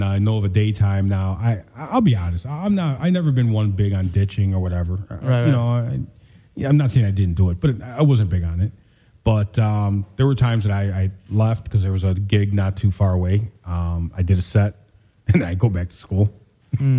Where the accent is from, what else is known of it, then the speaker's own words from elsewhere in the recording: Chicago, Illinois, United States; Born and raised in Chicago